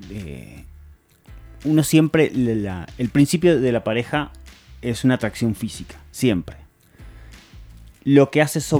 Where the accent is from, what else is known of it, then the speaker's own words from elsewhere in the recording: Argentina; moved away; yo soy argentino, tengo 10 años aquí, mi familia la veo una vez al año cuando voy de visita